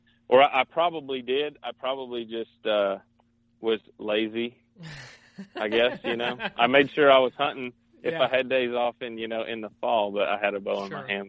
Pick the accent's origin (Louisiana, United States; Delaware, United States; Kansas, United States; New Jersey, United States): Kansas, United States; And so growing up in Southeast Kansas, you know, there's giant deer all over the place.